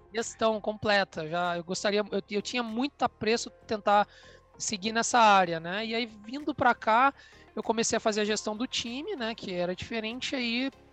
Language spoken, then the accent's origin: Portuguese; Vitória, Espírito Santo, Brazil; moved away; eu sou capixaba de Vitória